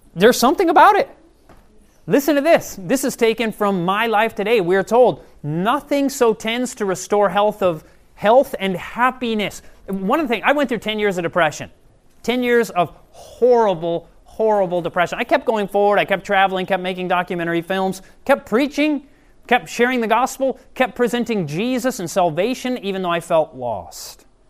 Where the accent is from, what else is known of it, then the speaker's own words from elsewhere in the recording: Michigan, United States; moved away; I'm originally from Michigan